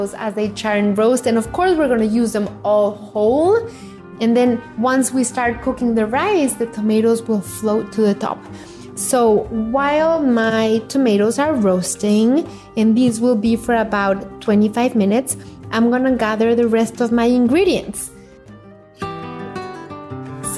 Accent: Mexico; how little I know about my home country

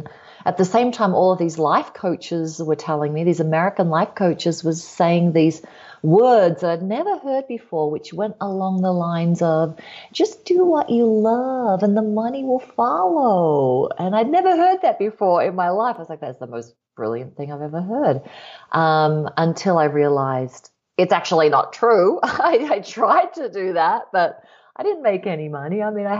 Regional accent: Australia; moved away; Yeah, well, I'm originally from Australia. Some of you could probably hear the half and half accent there. After this 2 month trip, I will be sounding a lot more Australian just overnight.

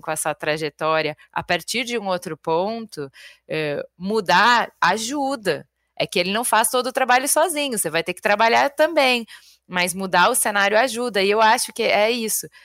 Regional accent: Porto Alegre, Rio Grande do Sul, Brazil; moved away; saí de Porto Alegre

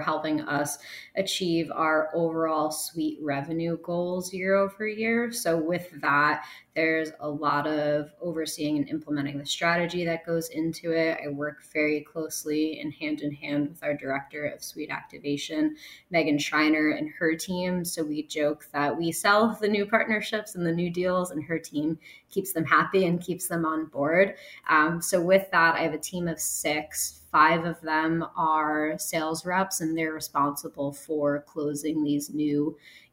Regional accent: New York, United States; moved away; I'm from New York

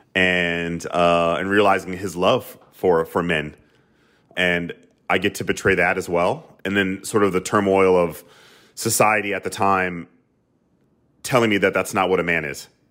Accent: the South, United States; I grew up in the South

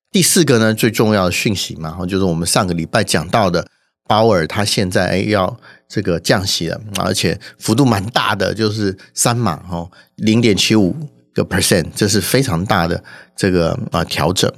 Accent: Taiwan; 我们台湾人

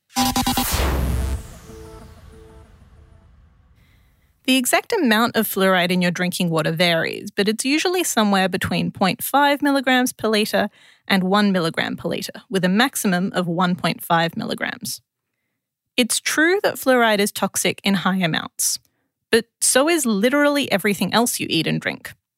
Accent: Adelaide, South Australia, Australia; moved away as an adult; now in Canberra, Australia; as a South Australian

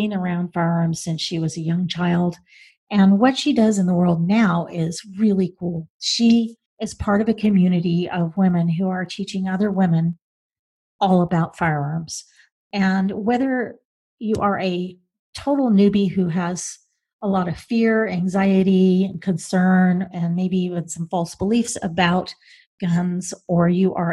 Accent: Oklahoma, United States; I grew up in Oklahoma

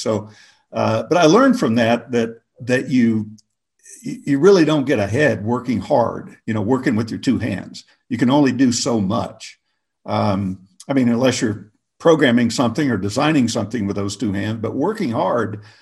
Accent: Oklahoma, United States; moved away as an adult; I grew up in Oklahoma

